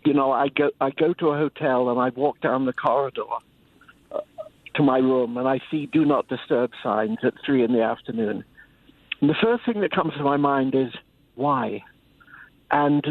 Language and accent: English; London, United Kingdom; I grew up in London, as you can hear